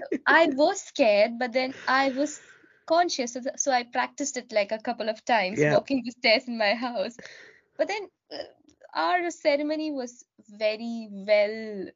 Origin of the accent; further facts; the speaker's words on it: India; moved away as an adult; now in United Kingdom; I am born and brought up in India